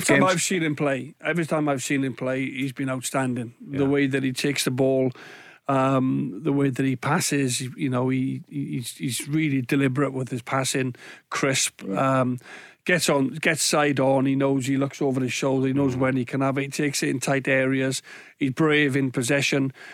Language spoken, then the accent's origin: English; Wales, United Kingdom; I'm Welsh